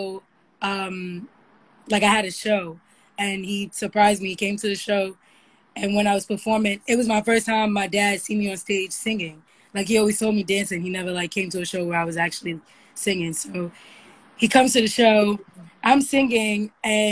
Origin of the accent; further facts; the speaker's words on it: New York City, New York, United States; I lived a very normal childhood. I'm from Harlem. I went to a public school